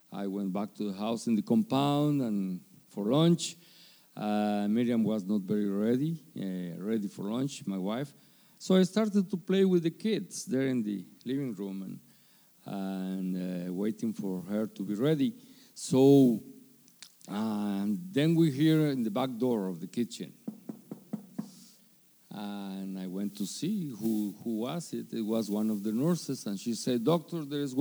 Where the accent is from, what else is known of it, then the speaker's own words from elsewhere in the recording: Guatemala; moved away; I grew up in the Presbyterian Church in Guatemala